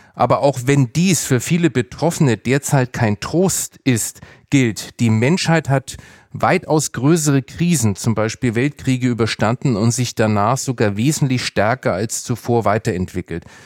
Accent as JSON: {"language": "German", "country": "Germany", "said": "sind wir Deutsche"}